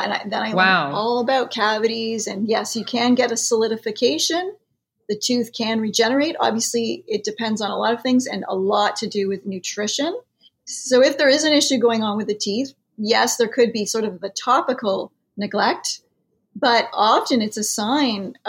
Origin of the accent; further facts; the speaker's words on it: Canada; I am Canadian.